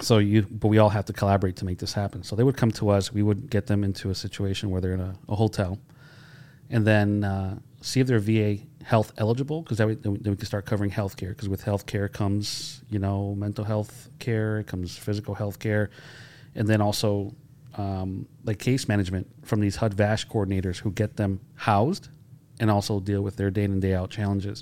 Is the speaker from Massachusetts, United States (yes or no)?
yes; Holyoke, Massachusetts, United States; growing up in Holyoke